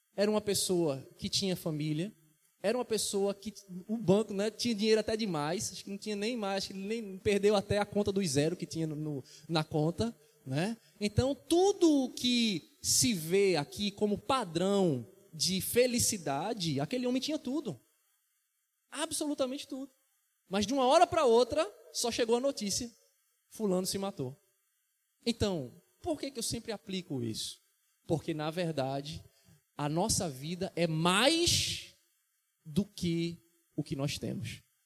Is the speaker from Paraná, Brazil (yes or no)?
no; Vitória de Santo Antão, Pernambuco, Brazil; minha cidade natal, Vitória de Santo Antão, em Pernambuco.